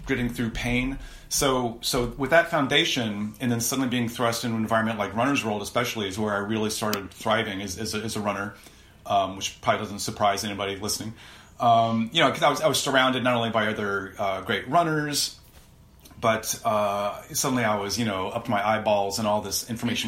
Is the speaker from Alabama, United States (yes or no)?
no; South Central Ohio, United States; where I grew up in South Central Ohio